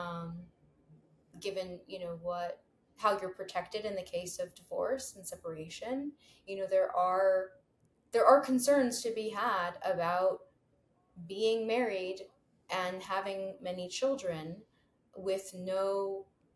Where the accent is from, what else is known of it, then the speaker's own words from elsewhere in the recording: New York City, New York, United States; growing up in New York City